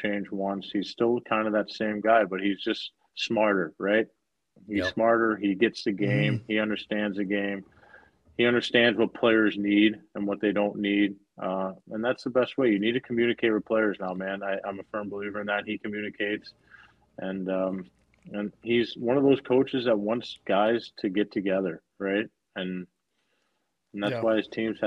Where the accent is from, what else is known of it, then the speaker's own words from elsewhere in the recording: Oakville, Missouri, United States; playing in my hometown. Like, I finished high school at my high school I was at.